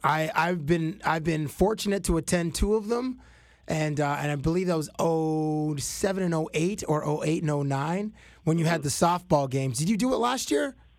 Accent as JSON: {"language": "English", "town": "Toronto", "region": "Ontario", "country": "Canada", "tie": "born or raised there", "said": "I grew up in Toronto"}